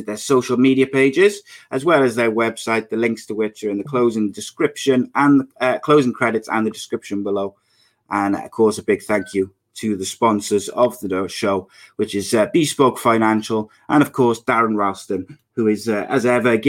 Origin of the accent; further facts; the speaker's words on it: Wales, United Kingdom; I'm Welsh